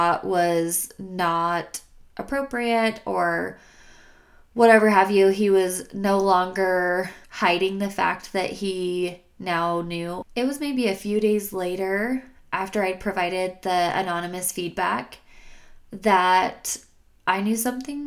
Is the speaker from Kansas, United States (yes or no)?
no; Logan, Utah, United States; moved away as an adult; now in Salt Lake City, United States; I realized that Logan did not have as much in store for me. After that incident, I needed a fresh start and did not think that my hometown was going to be able to provide that for me